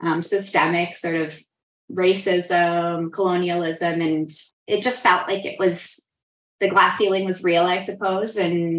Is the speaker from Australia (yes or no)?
no; Nova Scotia, Canada; Yeah, I grew up in Nova Scotia. We were a military family. So most of my formative years were in the Annapolis Valley.